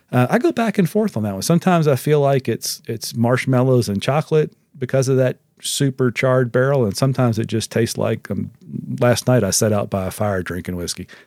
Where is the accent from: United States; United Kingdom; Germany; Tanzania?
United States; as American consumers